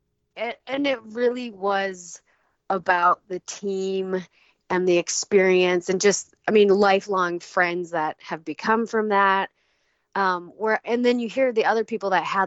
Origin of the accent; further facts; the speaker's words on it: northern Minnesota, United States; moved away as an adult; now in Idaho, United States; I grew up in Minnesota. I live in Idaho now